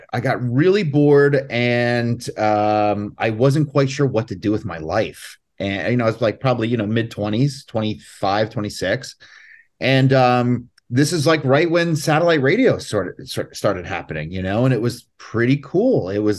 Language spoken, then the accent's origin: English; Allentown, Pennsylvania, United States; I grew up in Allentown, Pennsylvania, and I was just playing in bands